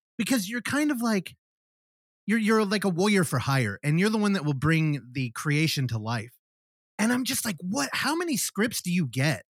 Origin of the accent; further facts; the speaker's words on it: San Francisco Bay Area, California, United States; I'm from a couple miles away